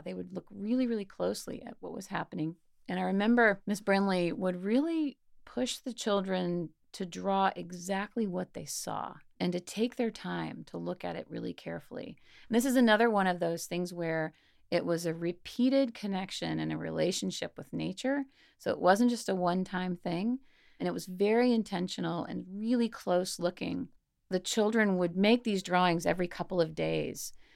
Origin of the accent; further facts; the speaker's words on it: Mississippi, United States; I grew up in Mississippi and lived in a fairly small uh, but college town